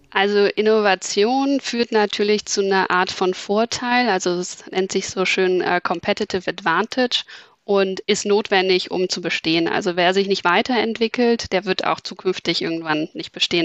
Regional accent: Berlin, Germany; moved away as an adult; now in Hamburg, Germany; Ich komme ursprünglich aus Berlin, ähm, bin aber, würde ich sagen, Wahlhamburgerin, weil ich mich während des Studiums in Hamburg verliebt habe

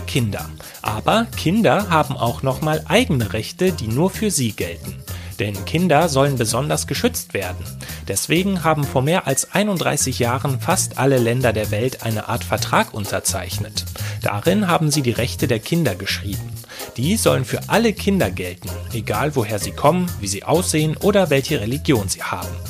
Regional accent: Germany; Bei uns in Deutschland

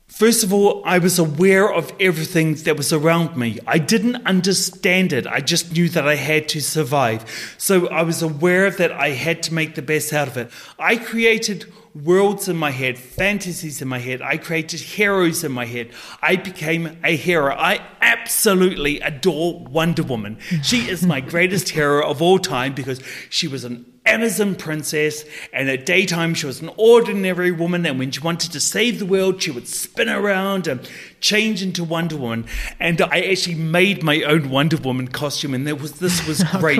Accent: New Zealand; a wealthy, predominant Scottish family in New Zealand adopted me. And so I grew up as a Maori boy in a Scottish family

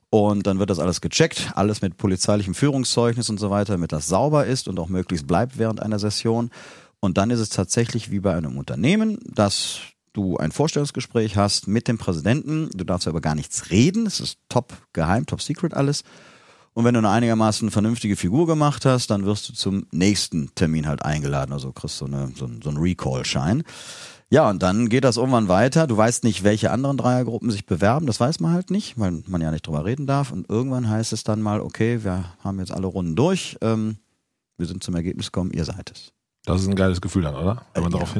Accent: Remscheid, North Rhine-Westphalia, Germany; gebürtiger Remscheider, leider nicht aus Köln.

